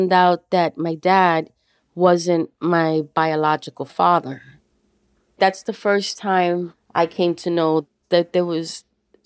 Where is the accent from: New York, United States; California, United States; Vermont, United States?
New York, United States; New York City; I grew up in the Bronx